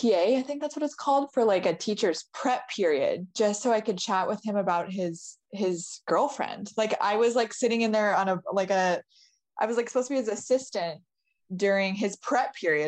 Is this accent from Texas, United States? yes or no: no; Portland, Oregon, United States; moved away as an adult; now in Los Angeles, United States; Portland, Oregon, but moved to LA the day I graduated from college